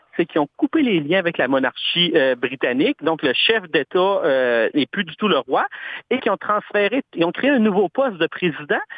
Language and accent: French; Canada; chez nous au Canada